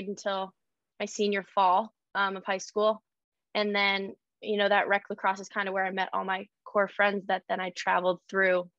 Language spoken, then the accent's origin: English; Saratoga Springs, New York, United States; I grew up in Saratoga Springs, New York.